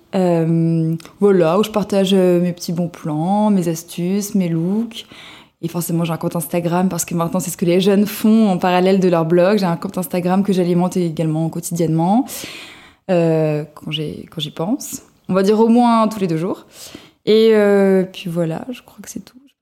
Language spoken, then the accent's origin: French; Cannes, Provence-Alpes-Côte d'Azur, France; moved away as an adult; now in Paris, France; je viens de la Côte d'Azur, de Cannes, où j'ai grandi, euh, j'ai fait mes études, etc., euh, jusqu'à mes 23 ans. Puis je suis montée à Paris